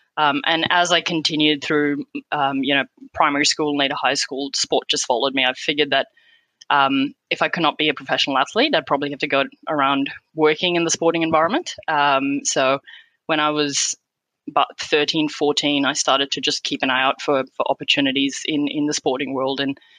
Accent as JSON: {"language": "English", "country": "Qatar", "tie": "born or raised there", "said": "Yeah, so I was born and raised in Qatar. My parents moved there back in the 70s and we're originally from India. So we'd go back to India every year for school holidays."}